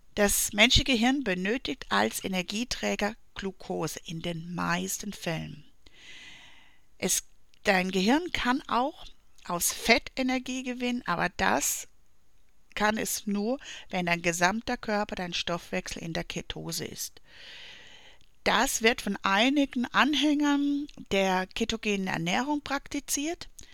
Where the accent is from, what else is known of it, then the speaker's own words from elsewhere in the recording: Black Forest, Baden-Württemberg, Germany; aus dem Schwarzwald, wo ich herkomme